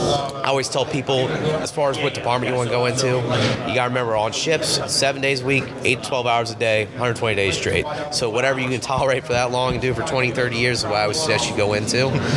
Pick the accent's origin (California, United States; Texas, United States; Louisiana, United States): Texas, United States; San Antonio; San Antonio, Texas.